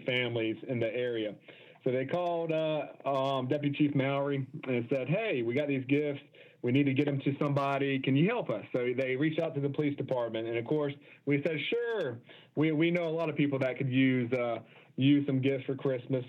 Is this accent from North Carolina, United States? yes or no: yes; Charlotte, North Carolina, United States; I'm from Charlotte